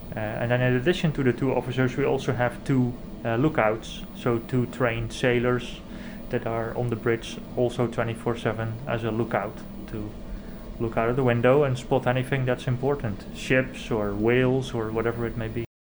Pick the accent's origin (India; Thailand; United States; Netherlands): Netherlands; Zeeland; I grew up in the Netherlands on the southwest coast.